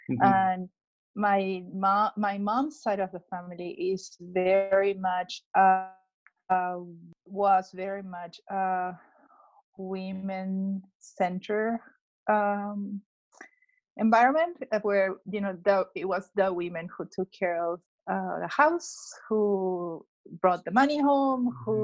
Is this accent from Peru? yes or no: yes; Lima, Peru; first language Spanish; English is a second language; moved away as an adult; now in United States; I was born and raised in Lima, Peru, in South America.